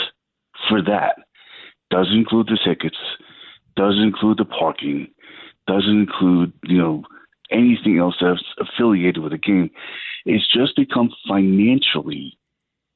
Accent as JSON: {"language": "English", "town": "New York City", "region": "New York", "country": "United States", "tie": "born or raised there", "said": "born and raised in Staten Island, New York"}